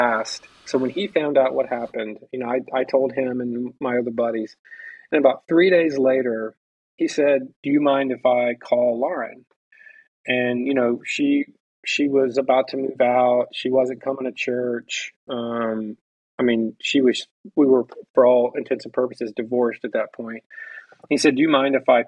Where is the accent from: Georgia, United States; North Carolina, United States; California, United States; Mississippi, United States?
Mississippi, United States; where I grew up in Mississippi